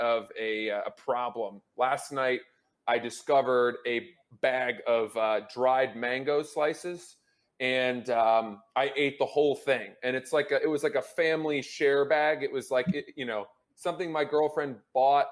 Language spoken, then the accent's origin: English; United States; I'm an American